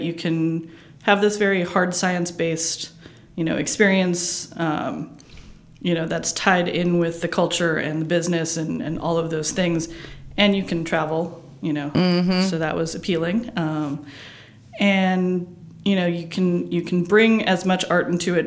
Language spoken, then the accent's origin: English; Southern California, United States; born or raised there; also born or lived in Davis, California / Napa Valley, California